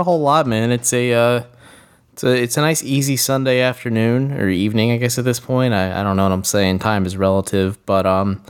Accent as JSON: {"language": "English", "region": "rural Ohio", "country": "United States", "tie": "born or raised there", "said": "living in rural Ohio."}